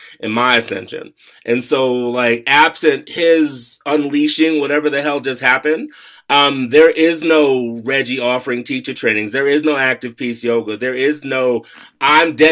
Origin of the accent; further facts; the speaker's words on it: United States; moved away; also born or lived in Colorado; I'm from Washington. I was living in Colorado at the time